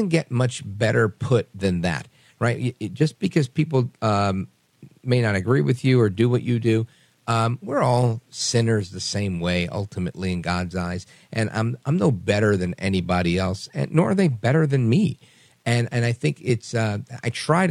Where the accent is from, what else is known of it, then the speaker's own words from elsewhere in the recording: New York, United States; now in New Jersey, United States; I'm from New York originally. I live in Jersey now.